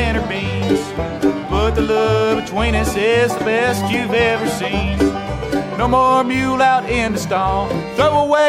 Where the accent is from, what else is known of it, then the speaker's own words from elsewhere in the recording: Columbia, South Carolina, United States; I named it after the street I grew up on down in Columbia, South Carolina